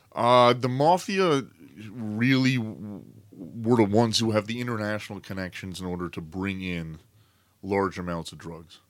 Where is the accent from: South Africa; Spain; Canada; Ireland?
Canada; myself as a Canadian